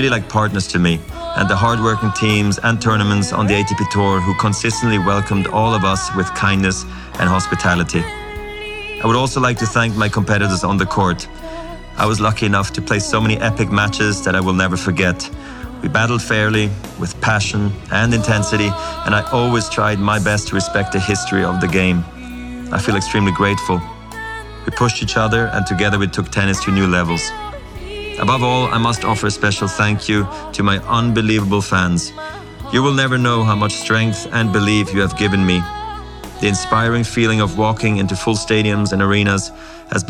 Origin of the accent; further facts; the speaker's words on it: Basel, Basel-Stadt, Switzerland; I was a ball kid in my hometown of Basel.